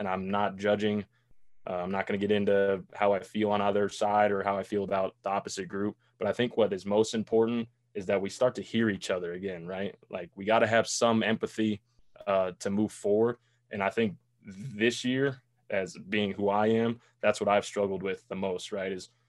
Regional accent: Boulder, Colorado, United States; moved away as an adult; also born or lived in Nebraska; I'm from Boulder, right? So I was raised with nothing but white people, white kids.

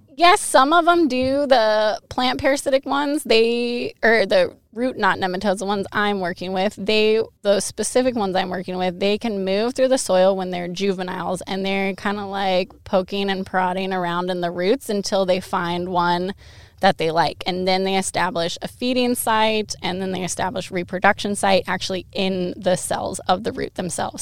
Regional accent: Monroe, Washington, United States; moved away as an adult; now in Eastern Washington, United States; Monroe High School. So I'm from Western Washington.

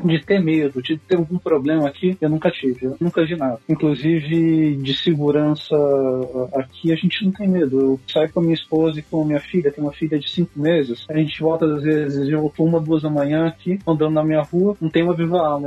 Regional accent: Taubaté, São Paulo, Brazil; also born or lived in Brookline, United States / Rio de Janeiro; now in Israel; nasci no interior de São Paulo, na cidade de Taubaté, vivi lá por alguns anos

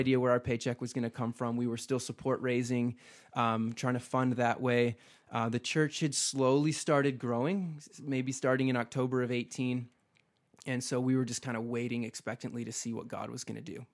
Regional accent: Midwest, United States; moved away as an adult; now in Boise, United States; I grew up in the Midwest, man. I have roots there. I'm a Midwesterner

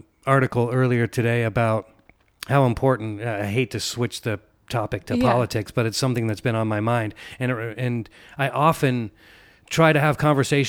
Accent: San Francisco, California, United States; also born or lived in Oakland; now in Venice, United States; I was born in Oakland and raised near San Francisco and went to school there.

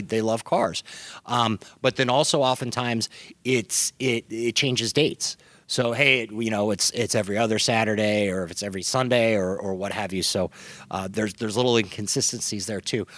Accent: Midwest, United States; now in Southern California, United States; we grew up in the Midwest and, and moved out to Southern California around the same time

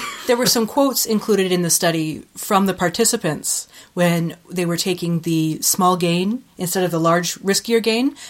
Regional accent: Ontario, Canada; moved away as an adult; now in Winnipeg, Canada; I was moving back to Ontario

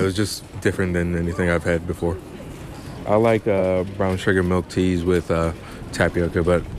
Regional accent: United States; moved away; I'm an American.

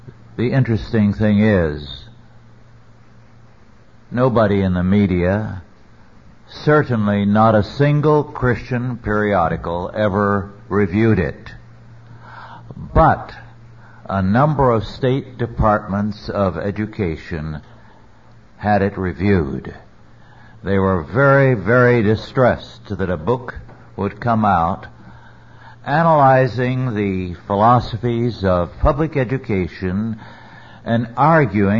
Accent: Central Valley of California, United States; I grew up in the great Central Valley of California

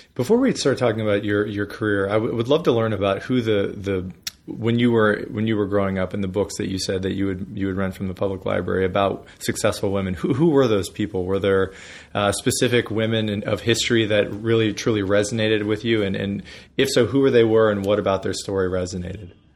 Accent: Erie, Pennsylvania, United States; I grew up in Erie, Pennsylvania

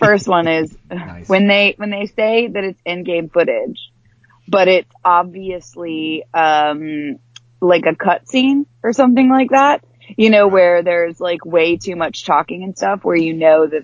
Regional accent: the South, United States; moved away; I'm from the South as well

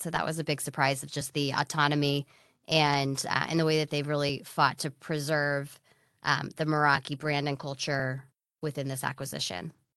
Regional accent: Silicon Valley, California, United States; also born or lived in Los Angeles; I grew up here in Silicon Valley

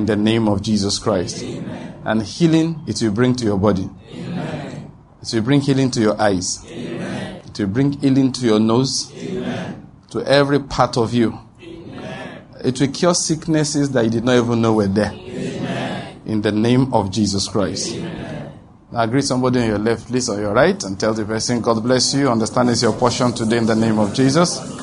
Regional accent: Nigeria; That is being a Nigerian

